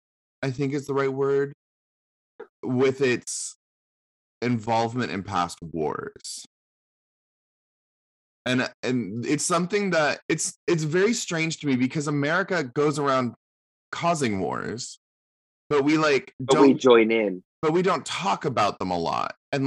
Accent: United States; also born or lived in Seattle / New York; this is something I observed as an American over in the UK

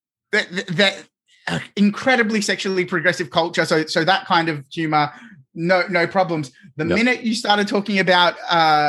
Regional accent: Australia; as an Australian

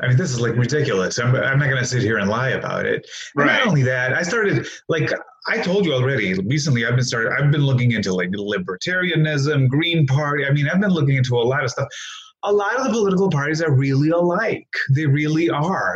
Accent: Greece; also born or lived in Hammond, Indiana; now in United States; I grew up in Greece

